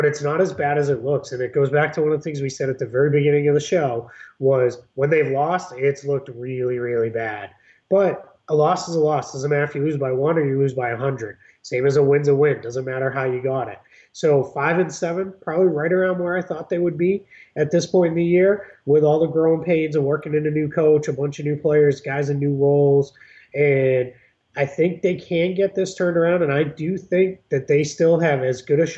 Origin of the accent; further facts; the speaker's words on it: Boston, Massachusetts, United States; my hometown team, being originally from the Boston area